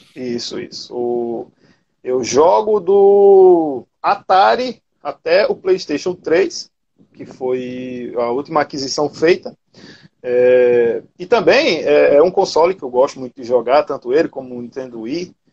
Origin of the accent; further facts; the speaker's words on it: Cabedelo, Paraíba, Brazil; sou da Paraíba, mais precisamente Cabedelo, né, cidade portuária.